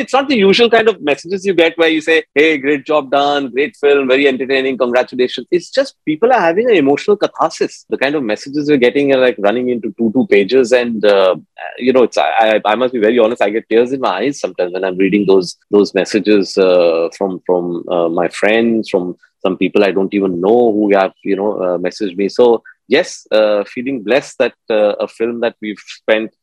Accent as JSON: {"language": "English", "town": "Hyderabad", "region": "Telangana", "country": "India", "tie": "born or raised there", "moved": "yes", "said": "I just reached my hometown of Hyderabad. That's where I was born"}